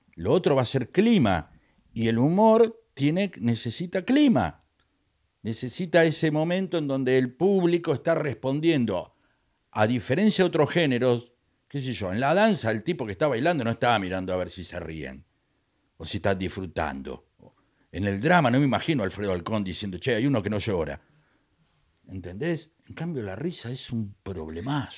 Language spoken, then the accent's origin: Spanish; Venezuela; moved away as an adult; now in Argentina; rutina que me funcionaba en mi país, acá no me funcionaba